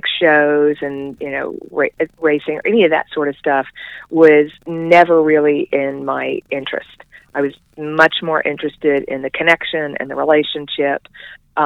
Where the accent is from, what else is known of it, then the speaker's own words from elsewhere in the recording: Central Florida, United States; moved away as an adult; now in Asheville, United States; I was born and raised in Central Florida